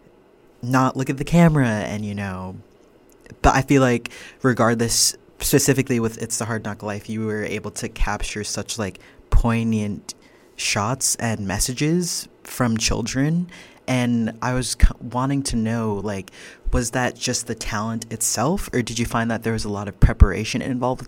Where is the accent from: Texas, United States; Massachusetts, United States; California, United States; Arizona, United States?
Massachusetts, United States; just outside of Boston; I grew up just outside of Boston.